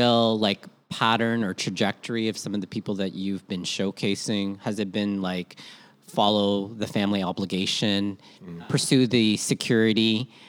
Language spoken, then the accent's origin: English; Philippines; now in Canada; Because I think we are such young immigrants in some ways, like as Filipino Canadians, that we don't, you're like on the leading edge is what I'm really trying to say, right?